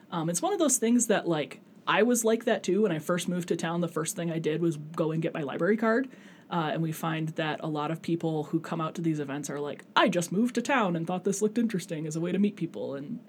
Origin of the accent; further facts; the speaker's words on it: Saginaw, Michigan, United States; now in Klamath Falls, United States; Yeah, I'm originally from Saginaw, Michigan. So mid-Michigan.